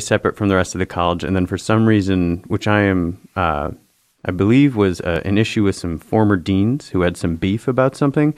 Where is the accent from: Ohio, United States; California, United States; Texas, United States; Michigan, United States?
Michigan, United States; Traverse City; now in New York, United States; I'm from Traverse City, which is a few hours north